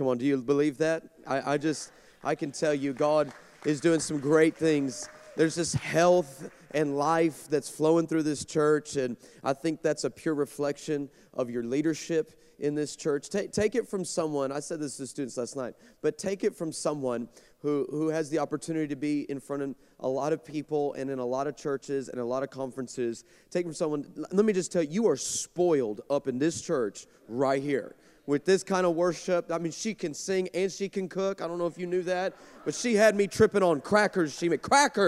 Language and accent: English; El Paso, Texas, United States; I grew up in El Paso, Texas